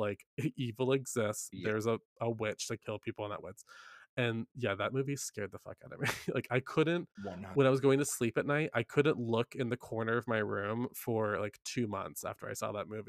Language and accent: English; Carthage, North Carolina, United States; I grew up in Carthage, North Carolina.